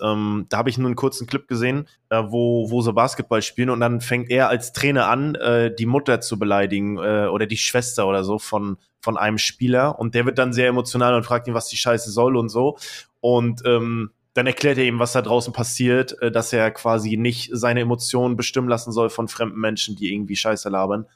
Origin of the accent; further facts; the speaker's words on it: East Germany, Germany; Bei uns im Osten